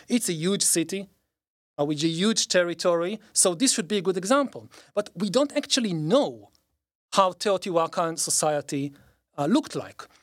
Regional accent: Israel; growing up in Israel

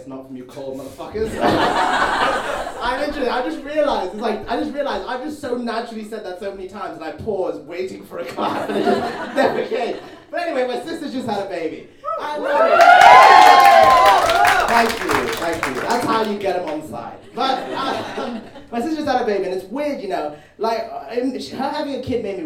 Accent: Zimbabwe; now in United Kingdom; I was actually born in Zimbabwe

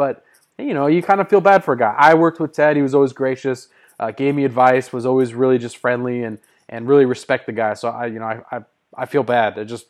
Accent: Bay Area, California, United States; when I was growing up in the Bay Area.

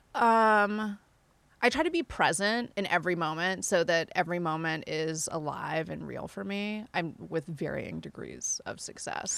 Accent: Indonesia; moved away; I grew up in Indonesia

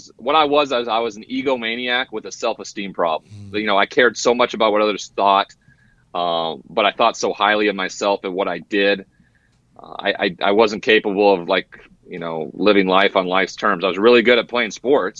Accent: Great Falls, Montana, United States; moved away as an adult; also born or lived in Washington State; I'm from a small town called Great Falls, Montana

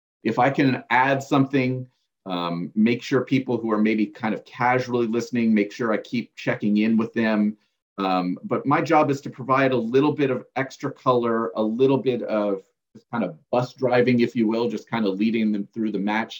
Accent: United States; as American broadcasters

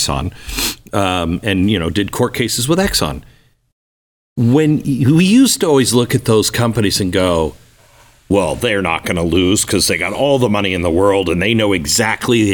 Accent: Seattle, Washington, United States; I grew up in Seattle

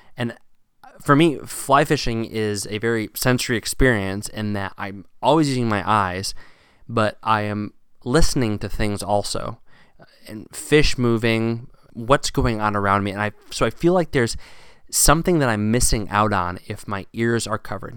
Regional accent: Virginia, United States; Growing up in Virginia

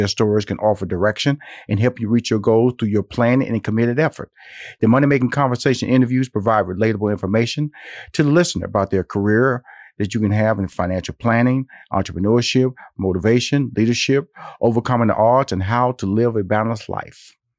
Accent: Houston, Texas, United States; now in Atlanta, United States; I'm a Texas boy, so I was born and raised in Houston. So I want to get back to Texas.

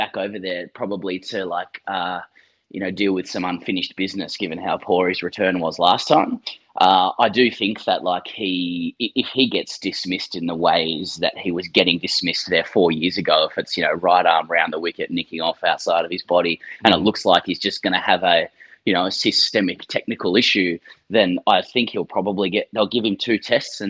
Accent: Sydney, New South Wales, Australia; moved away as an adult; now in Melbourne, Australia; I've lived in Melbourne for 10 to 12 years. I'm from Sydney originally

